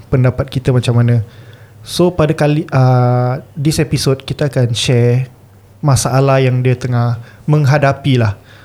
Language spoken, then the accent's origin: Malay; Singapore; kami sebagai podcaster anak jati Singapura Melayu terkini